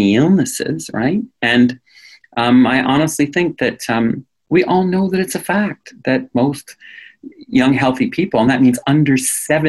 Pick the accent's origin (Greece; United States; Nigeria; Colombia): United States; New England; now in Canada; I come from New England.